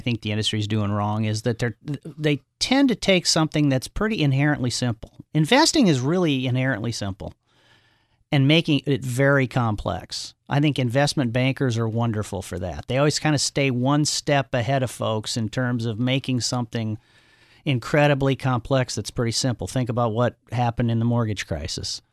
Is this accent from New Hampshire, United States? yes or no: no; Omaha, Nebraska, United States; grew up in Omaha, Nebraska